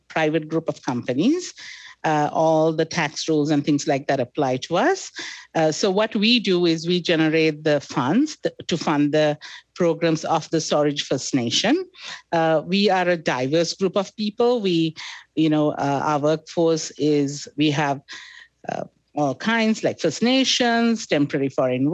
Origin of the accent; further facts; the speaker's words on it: Sri Lanka; moved away as an adult; also born or lived in Middle East / Calgary / Fort McMurray; now in Canada; I was born in Sri Lanka, educated in Sri Lanka, then subsequently moved to the Middle East